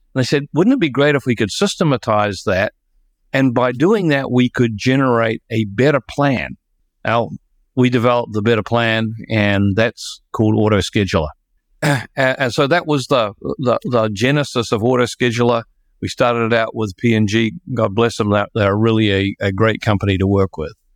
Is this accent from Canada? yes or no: no; New Zealand; moved away; I'm a New Zealander